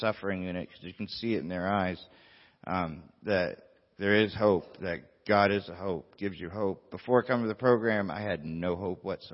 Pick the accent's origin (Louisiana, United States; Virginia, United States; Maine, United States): Maine, United States; Bar Harbor; moved away; I'm from Maine. I'm from Bar Harbor, Maine, a little island off the coast of Maine